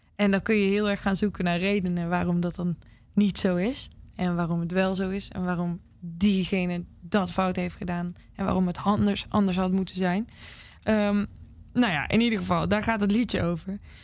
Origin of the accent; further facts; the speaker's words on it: Zaltbommel, Gelderland, Netherlands; also born or lived in Nashville; now in Utrecht, Netherlands; in de buurt van Zalbommel, waar ik dus vandaan kom